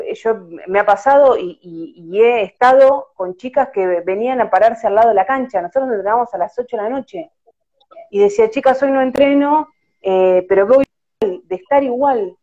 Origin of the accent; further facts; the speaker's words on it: La Plata, Buenos Aires Province, Argentina; Sí, soy de la ciudad de La Plata